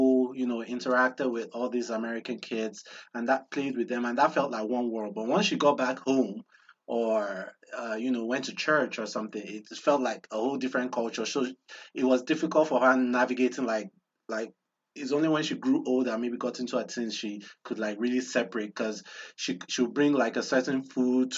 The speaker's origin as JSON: {"language": "English", "country": "Nigeria", "said": "I'm from Nigeria"}